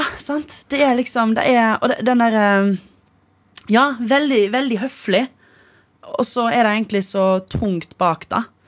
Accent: Stord, Vestland, Norway; accent: Stord dialect; som man skal egentlig si på stordialekt

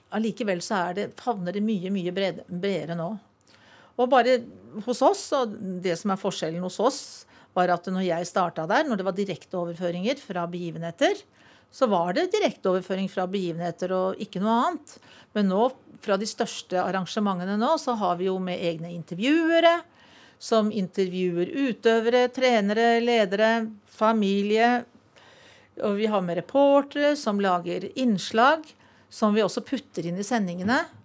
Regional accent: Valdres, Innlandet, Norway; hjemme i Valdres

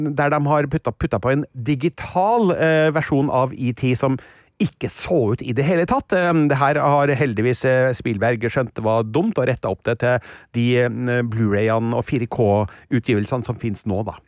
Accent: Stjørdal, Trøndelag, Norway; jeg kommer da fra Stjørdal i mm, Trøndelag

